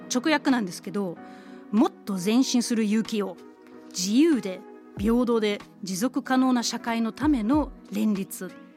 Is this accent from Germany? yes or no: yes; Kiel, Schleswig-Holstein, Germany; 私の出身地はドイツのキールなんですけど